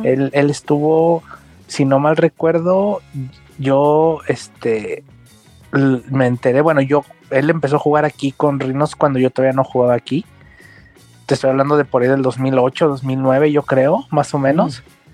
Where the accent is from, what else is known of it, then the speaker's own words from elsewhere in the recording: Guanajuato, Mexico; now in Guadalajara, Mexico; de Guanajuato, de donde yo soy originalmente